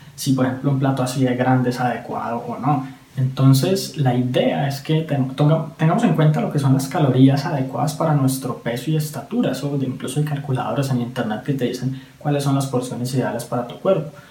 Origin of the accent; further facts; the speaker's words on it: Colombia; en mi país, Colombia